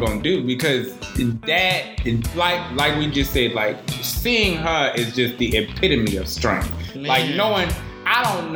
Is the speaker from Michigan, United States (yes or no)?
no; Alabama, United States; I'm from Alabama as well